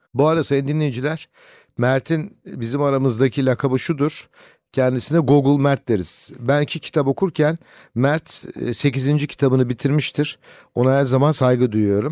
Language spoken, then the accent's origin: Turkish; Ankara, Turkey